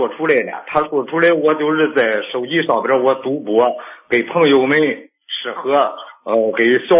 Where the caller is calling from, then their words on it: Shijiazhuang, Hebei, China; 我是石家庄的。